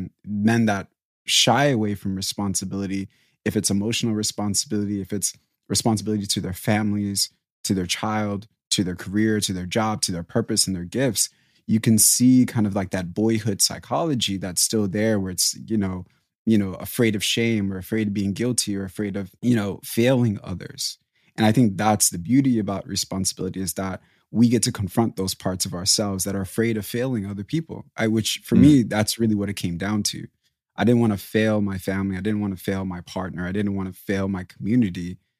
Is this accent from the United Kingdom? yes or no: no; DR Congo; born there; So I was born in 94 and I was born in Africa, in Congo.